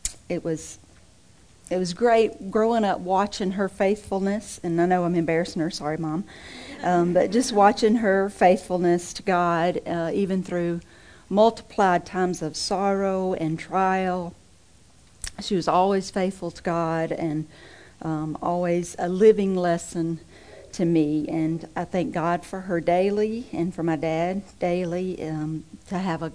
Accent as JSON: {"language": "English", "region": "Mississippi", "country": "United States", "moved": "yes", "said": "I'm originally from Mississippi"}